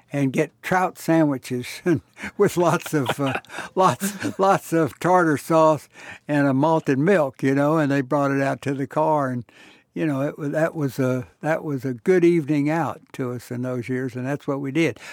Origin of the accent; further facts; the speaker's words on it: Houston, Texas, United States; I was born and raised in Houston.